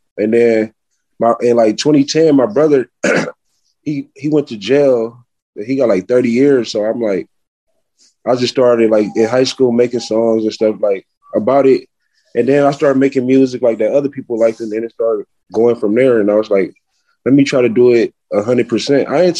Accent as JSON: {"language": "English", "town": "Milwaukee", "region": "Wisconsin", "country": "United States", "also_born_or_lived": "Atlanta", "said": "Yeah, I'm from Milwaukee. I live here and in Atlanta. I'm in Milwaukee right now."}